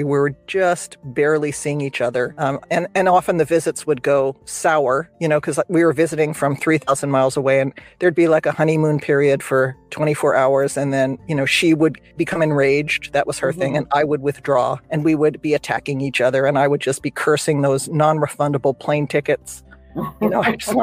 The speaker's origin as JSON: {"language": "English", "region": "New Jersey", "country": "United States", "tie": "born or raised there", "moved": "as an adult", "lives_now": "California, United States", "said": "I grew up in New Jersey. I moved out to California"}